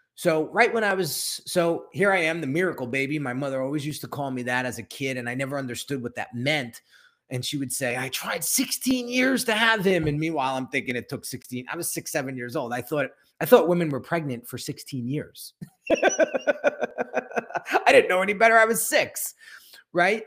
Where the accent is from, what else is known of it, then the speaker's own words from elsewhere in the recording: New Jersey, United States; I'm born and raised in New Jersey and, and lived here my whole life